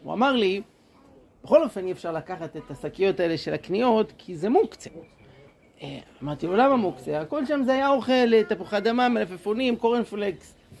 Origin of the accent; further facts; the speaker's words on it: Jerusalem, Jerusalem District, Israel; moved away as an adult; now in Shoham, Israel; אני גדלתי בירושלים בשכונת הר נוף